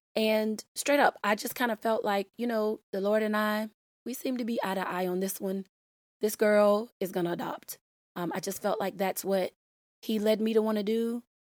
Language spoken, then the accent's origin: English; Florida, United States; my home state of Florida